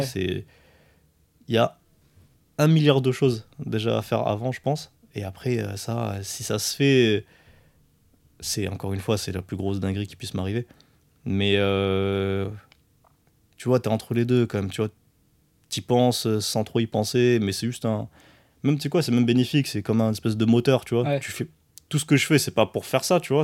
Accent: France; also born or lived in Morocco / Montpellier; je suis né au Maroc. Je suis arrivé en France à, un an.

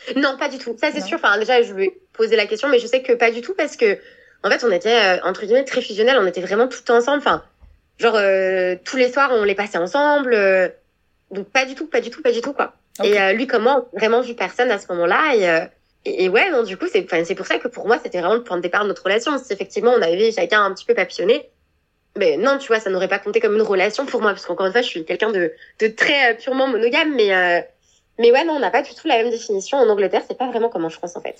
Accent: France; moved away; moi en tant que Française

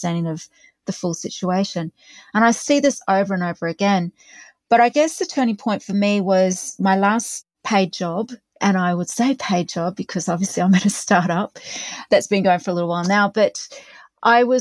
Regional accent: Australia; I'm an Aussie

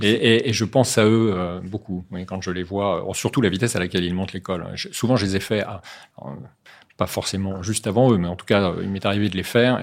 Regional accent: Saint-Malo, Brittany, France; moved away as an adult; also born or lived in Neuilly-sur-Seine / Paris / the Alps; à l'âge de 7 ans, je suis reparti en Bretagne. Enfin, plutôt, mes parents sont repartis en Bretagne à Saint-Malo pour être plus précis, où j'ai grandi

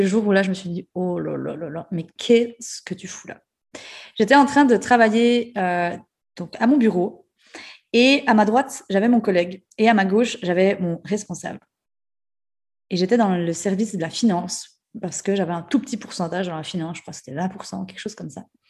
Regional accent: Jura, Switzerland; accent: jurassien et ajoulot; moved away; je garde toujours mon accent euh, jurassien et ajoulot.

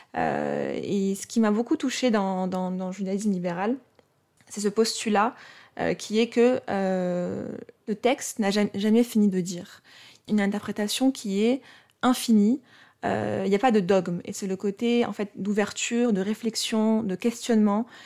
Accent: Morocco; je suis née au Maroc, et du coup, je suis née musulmane, puisqu'au Maroc, de naissance, on est musulman ou juif

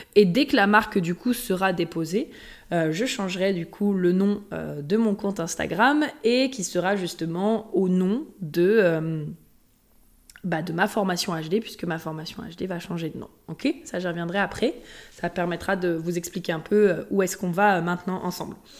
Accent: Haute-Savoie, Auvergne-Rhône-Alpes, France; moved away; also born or lived in Lyon; je viens de la Haute-Savoie euh, pas loin, juste, enfin, de l'autre côté du lac. Donc, euh, que j'ai toujours aussi été à côté euh, des montagnes, voilà, toujours été à côté de Genève

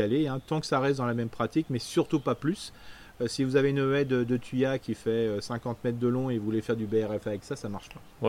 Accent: Alsace, Grand Est, France; on est alsacien, on mange une tarte flambée le samedi soir

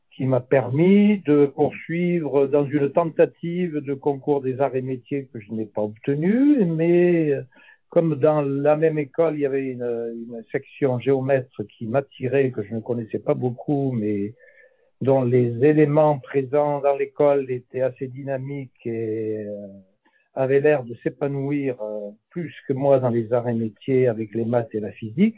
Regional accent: Lozère, Occitania, France; moved away as an adult; also born or lived in Firminy / Alpes-Maritimes; débarquer en Lozère dans les, dans les quelques mois après ma naissance pour pour y vivre euh, une vingtaine d'années.

